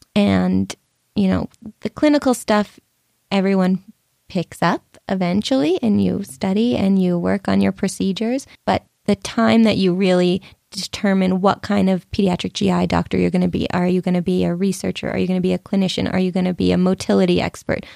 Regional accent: Boston, Massachusetts, United States; So I grew up in Boston, my family is there

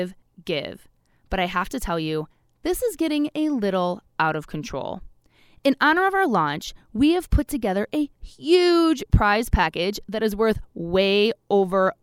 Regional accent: Midwest, United States; I'm from the Midwest too

